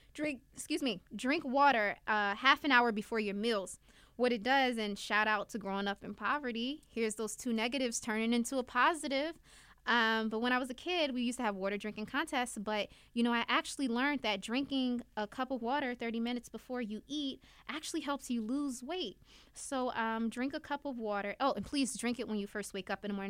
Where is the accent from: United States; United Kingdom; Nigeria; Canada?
United States; Newark, New Jersey; I'm from Newark, New Jersey. I grew up in an urban city.